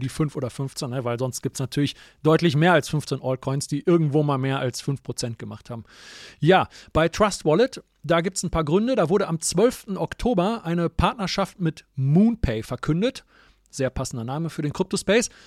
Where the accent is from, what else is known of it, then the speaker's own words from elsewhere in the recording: Germany; wir als Deutsche